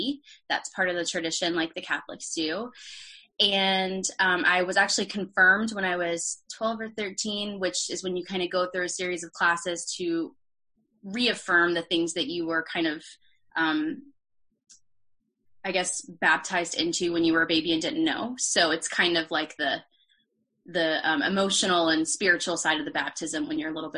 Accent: Peachtree City, Georgia, United States; moved away as an adult; also born or lived in Boston; now in Nashville, United States; I grew up in Peachtree City, Georgia, which is a suburb

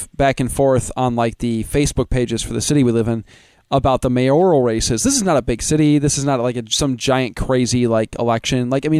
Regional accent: Midwest, United States; I mean, I'm from the Midwest

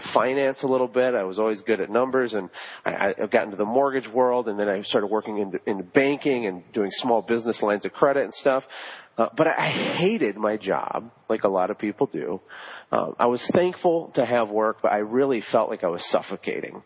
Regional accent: Flint, Michigan, United States; I was born in Flint, you know, where they're having the water crisis right now. That's my hometown

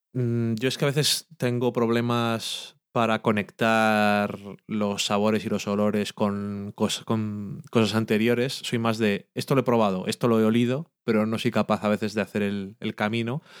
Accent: Burgos, Castile and León, Spain; no dejamos de ser de Burgos

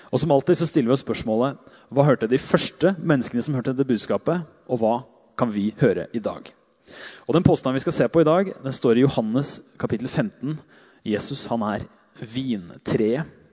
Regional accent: Hedmarken, Innlandet, Norway; Gærne sida, som vi kaller det der jeg er fra

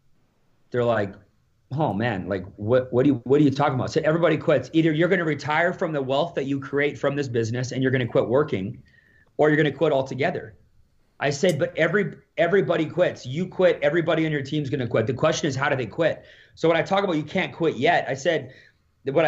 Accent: Alberta, Canada; I'm from Alberta here.

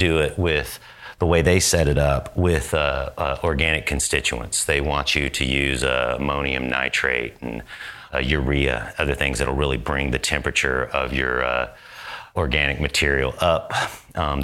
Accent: Georgia, United States; also born or lived in Northern California; now in Oklahoma, United States; I'm from the South. I'm from Georgia

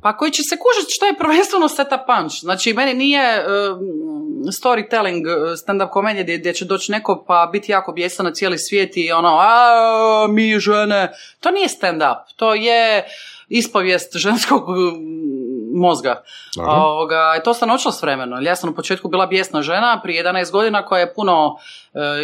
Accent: Šibenik, Šibenik-Knin County, Croatia; now in Zagreb, Croatia; Šibenik, mama iz Vrpalja

